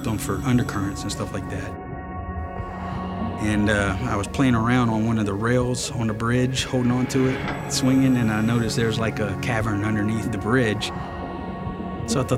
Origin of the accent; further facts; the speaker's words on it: Franklinton, Louisiana, United States; moved away; I'm originally from Franklinton, Louisiana